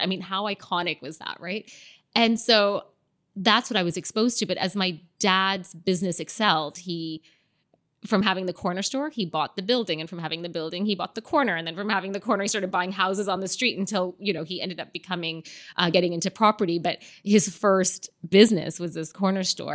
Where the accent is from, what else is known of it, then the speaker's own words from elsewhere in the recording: Canada; moved away as an adult; also born or lived in London, United Kingdom; now in Dubai, United Arab Emirates; growing up in Canada because it was such a multicultural environment.